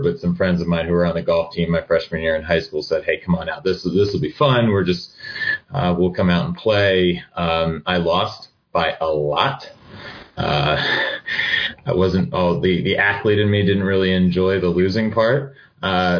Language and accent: English; northern New Jersey, United States; I grew up in New Jersey, northern New Jersey, actually about 10 or 12 miles west of Manhattan